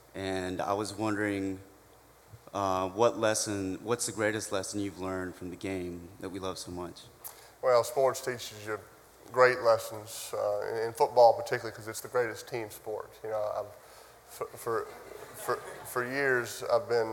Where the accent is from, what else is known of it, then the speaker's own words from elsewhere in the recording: New Orleans, Louisiana, United States; I'm from New Orleans, Louisiana